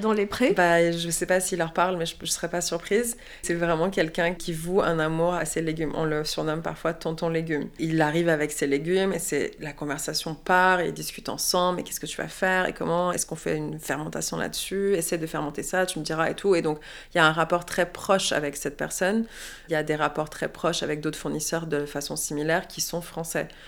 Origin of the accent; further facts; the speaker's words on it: Quebec, Canada; moved away as an adult; also born or lived in Montreal; now in Paris, France; en tant que femme québécoise